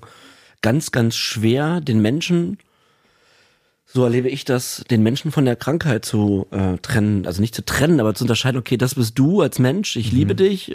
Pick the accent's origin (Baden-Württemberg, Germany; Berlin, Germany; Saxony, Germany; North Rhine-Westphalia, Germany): Berlin, Germany; also ich bin in Berlin aufgewachsen